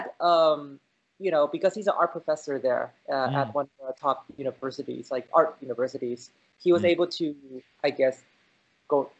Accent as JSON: {"language": "English", "region": "California", "country": "United States", "tie": "born or raised there", "also_born_or_lived": "China", "said": "I was born in China and I came here to California when I was 2. And I stayed here and, you know, grew up here. So like around San Francisco, and then we moved to Silicon Valley"}